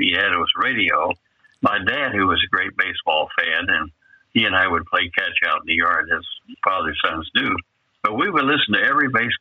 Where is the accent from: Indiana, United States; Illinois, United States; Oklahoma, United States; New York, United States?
Oklahoma, United States; Muskogee; moved away; I got these jobs in my hometown, and my wife taught